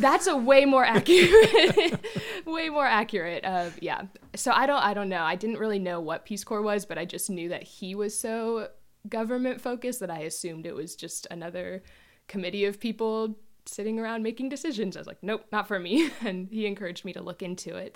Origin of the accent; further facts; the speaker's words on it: Jacksonville, Florida, United States; moved away as an adult; now in Port Orchard, United States; I'm originally from Florida, born and raised there, um, lived there most of my life